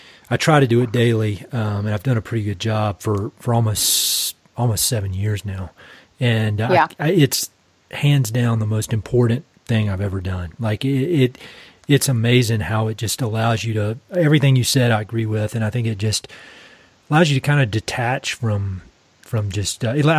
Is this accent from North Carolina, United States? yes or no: yes; Eastern North Carolina, United States; I'm from Eastern North Carolina. You can hear my accent.